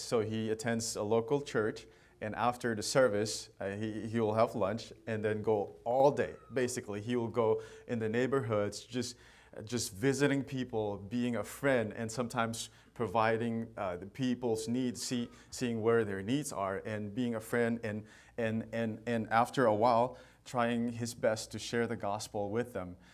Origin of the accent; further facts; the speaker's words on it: Manipur, India; moved away; I'm from India, and I am from a state called Manipur, and I belong to a tribe called Qom, K O M